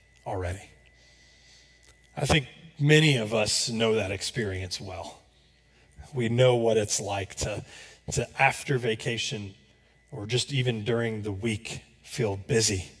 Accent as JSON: {"language": "English", "region": "Florida", "country": "United States", "moved": "as an adult", "lives_now": "Johnson County, Kansas, United States", "said": "I'm from Florida, so it rains pretty much every day"}